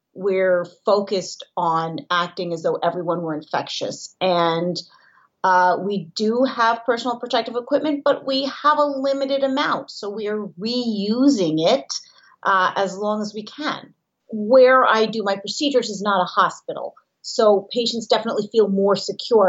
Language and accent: English; New York City, New York, United States; I am from Manhattan